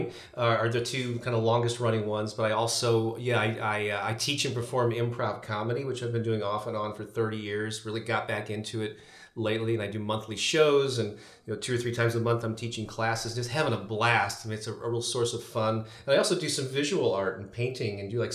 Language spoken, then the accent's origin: English; St. Louis, Missouri, United States; St. Louis, Missouri, which has been my hometown for my entire life, born and raised here